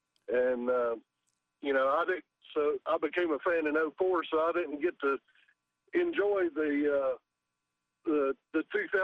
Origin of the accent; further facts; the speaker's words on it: North Carolina, United States; No, I was born and raised here in North Carolina.